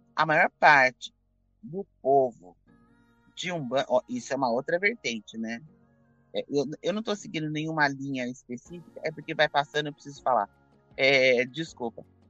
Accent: Campinas, São Paulo, Brazil; eu sou de Campinas

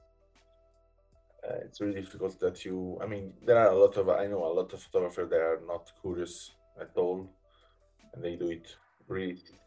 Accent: Naples, Campania, Italy; I come from Naples, from not a city center. Come a bit more from the village and where they produce the heroin.

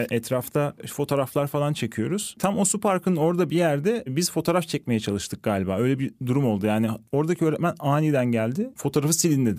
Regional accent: Van, Turkey; Ben sonucunda e, Van'da büyüdüm. Ufak bir şehirde büyüdüm

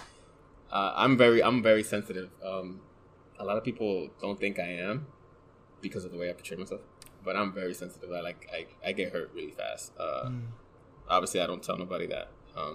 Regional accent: New York City, New York, United States; in the Bronx

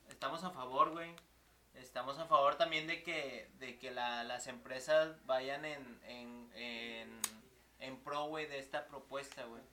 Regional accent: Nuevo León, Mexico; somos de Nuevo León

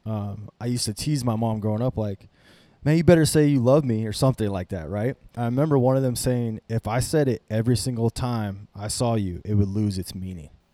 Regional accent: North Platte, Nebraska, United States; I was, I was raised in North Platte, Nebraska

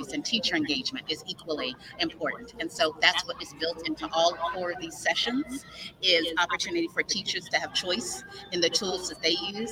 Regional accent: Mobile, Alabama, United States; I am a proud Mobilian. I am from Mobile, Alabama

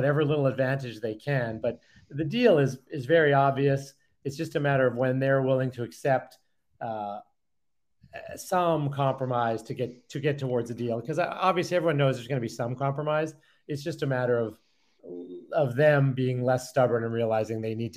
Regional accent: Calgary, Alberta, Canada; moved away; grew up in what is not a small town, a million people, but a town in Canada that most people don't think about, Calgary

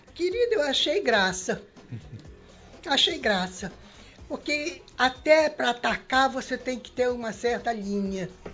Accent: Manaus, Amazonas, Brazil; eu me criei no, no Princesa Isabel

